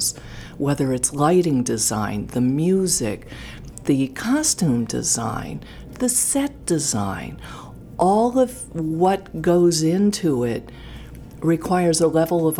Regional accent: Contoocook, New Hampshire, United States; moved away as an adult; also born or lived in Boston / Portland, Maine; I grew up in Contoocook, New Hampshire

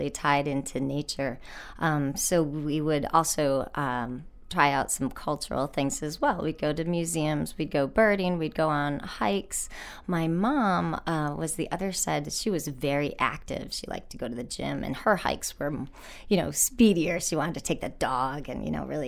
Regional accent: Rhode Island, United States; I grew up in Rhode Island, the biggest little state in the union.

